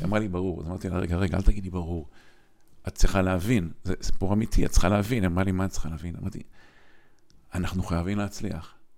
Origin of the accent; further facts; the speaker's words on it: Kiryat Motzkin, Haifa District, Israel; אני גדלתי בקריית מוצקין